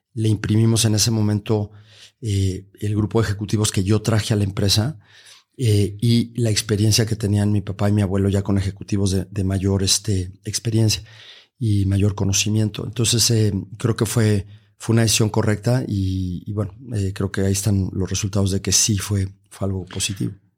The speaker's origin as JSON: {"language": "Spanish", "country": "Mexico", "said": "en nuestro propio país"}